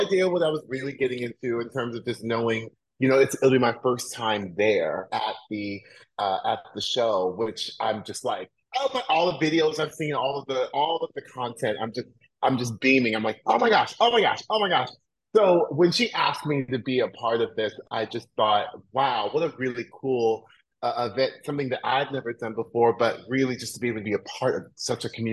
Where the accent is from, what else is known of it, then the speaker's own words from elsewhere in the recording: Orlando, Florida, United States; moved away; I grew up in Orlando, Florida